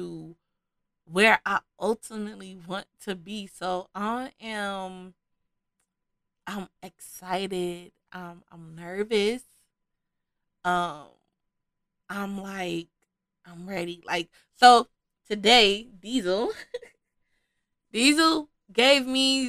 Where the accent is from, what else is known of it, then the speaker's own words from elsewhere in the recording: Chicago, Illinois, United States; I am from Chicago.